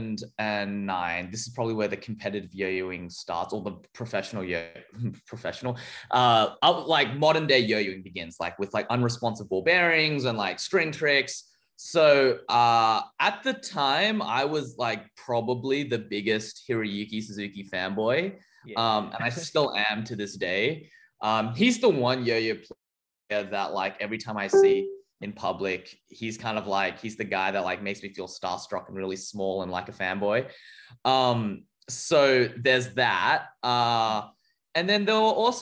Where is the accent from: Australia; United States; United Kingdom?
Australia; as an Australian kid disconnected physically from the scene